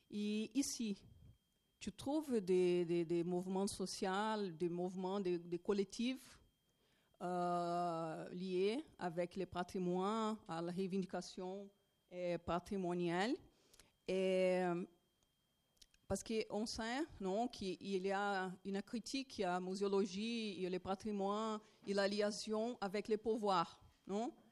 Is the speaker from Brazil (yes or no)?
yes; Brazil; French is a second language; Je vais essayer de parler français, mais pardon pour mon français, non. Et euh, je suis brésilienne.